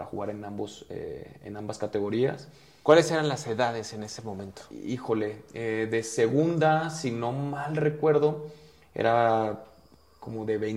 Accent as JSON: {"language": "Spanish", "town": "Guadalajara", "region": "Jalisco", "country": "Mexico", "said": "Y pues para, para hacerlo breve, yo soy de Guadalajara, empiezo en un equipo que se llama Vaqueros de Ixtlán desde cuarta división"}